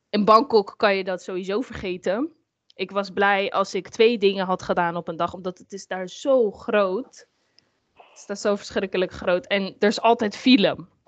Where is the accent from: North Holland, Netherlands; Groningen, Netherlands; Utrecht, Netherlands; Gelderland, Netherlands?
North Holland, Netherlands; Amsterdam; ik ben zelf eh, opgegroeid in Amsterdam. En mhm. ehm, ja, Amsterdam-West